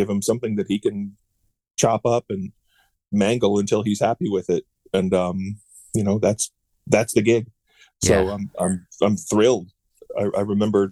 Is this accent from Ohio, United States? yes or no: no; Charlottesville, Virginia, United States; I grew up in Virginia in Charlottesville